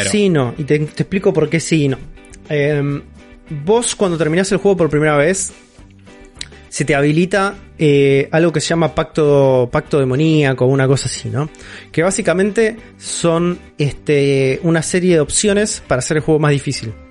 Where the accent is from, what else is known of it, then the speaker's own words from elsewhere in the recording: Buenos Aires, Argentina; born there; Pero yo nací en Capital Federal igual.